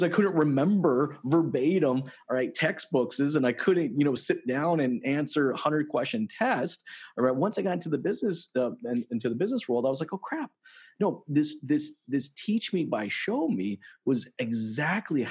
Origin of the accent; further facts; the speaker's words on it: United States; moved away as an adult; now in Toronto, Canada; I'm actually American. I moved to Canada roughly about 10 years ago